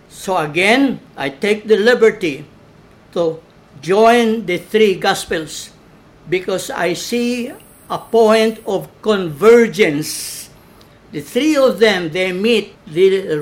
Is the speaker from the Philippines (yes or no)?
yes; Balamban, Central Visayas, Philippines; Pinamungahan is the mother parish of Balamban, my hometown